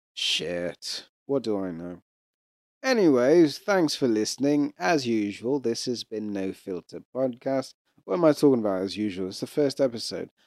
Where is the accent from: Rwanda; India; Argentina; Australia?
Rwanda; I'm East African. I'm a kind of East African. I'm Rwandan